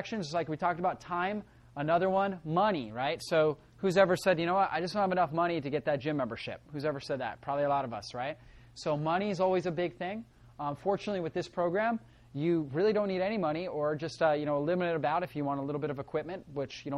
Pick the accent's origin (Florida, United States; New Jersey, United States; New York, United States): Florida, United States; Northeast; I grew up in Northeast Florida